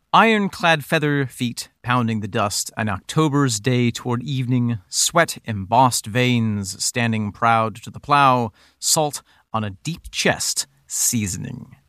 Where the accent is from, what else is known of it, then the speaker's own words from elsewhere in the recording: Finger Lakes area, New York, United States; the area that we grew up in, Nick, we have the Amish